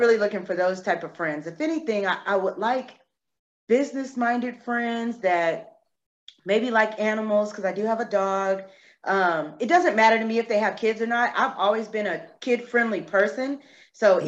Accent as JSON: {"language": "English", "town": "San Antonio", "region": "Texas", "country": "United States", "tie": "born or raised there", "also_born_or_lived": "Corpus Christi, Texas", "moved": "as an adult", "lives_now": "Charlotte, United States"}